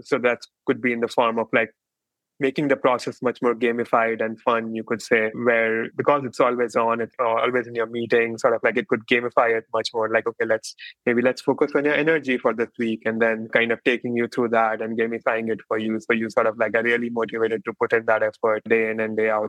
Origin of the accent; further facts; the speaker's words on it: India; moved away as an adult; now in Bay Area, United States; I grew up in India and then, but I've been in US and the Bay Area mostly for the last 10, 12 years.